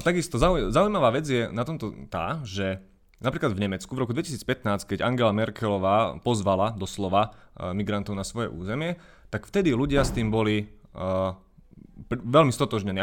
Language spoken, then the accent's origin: Slovak; Banská Bystrica, Banská Bystrica Region, Slovakia; Identifikujem sa ako Bystričan, Stredoslovák